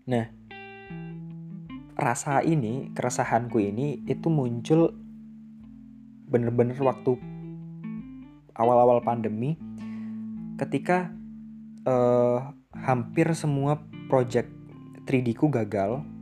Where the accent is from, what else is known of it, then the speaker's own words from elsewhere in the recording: Surabaya, East Java, Indonesia; now in Bali, Indonesia; aku kuliah di aku kuliah di Bali sedangkan aku asal dari Surabaya cukup jauh dan ini adalah pilihanku sendiri aku sendiri yang memilih untuk untuk ngerantau jauh-jauh untuk lanjut sekolah di sini